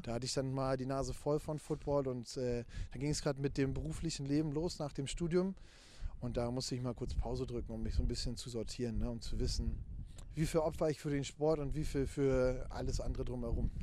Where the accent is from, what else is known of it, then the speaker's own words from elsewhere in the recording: near Frankfurt, Brandenburg, Germany; moved away as an adult; now in Hamburg, Germany; ich bin ja äh, in Ostdeutschland geboren und aufgewachsen, aus der Nähe von Frankfurt-Oder.